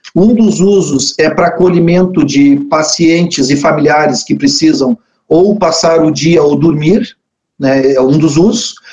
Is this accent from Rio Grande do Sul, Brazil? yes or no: yes; Pelotas, Rio Grande do Sul, Brazil; also born or lived in Canguçu; eu nasci em Pelotas aqui, sou da, da terra